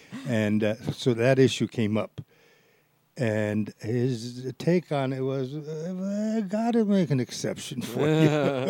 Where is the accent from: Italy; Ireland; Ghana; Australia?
Italy; moved away; I converted to Judaism, but I grew up in Italy. I mean, I was born in Italy